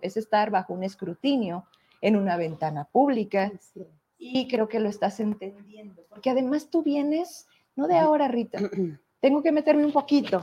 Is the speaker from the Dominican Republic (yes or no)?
no; Fresnillo, Zacatecas, Mexico; de dónde vengo, somos de Fresnillo